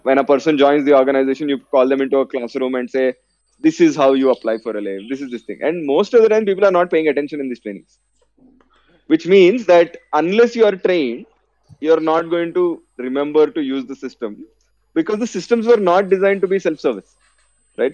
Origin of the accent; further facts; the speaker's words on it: Hyderabad, Telangana, India; also born or lived in Vellore; I was born and brought up in Hyderabad